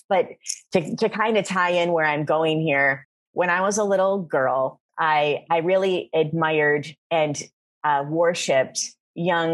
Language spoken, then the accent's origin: English; Flint, Michigan, United States; moved away as an adult; also born or lived in New York / Miami; I'm born and raised in Flint, Michigan.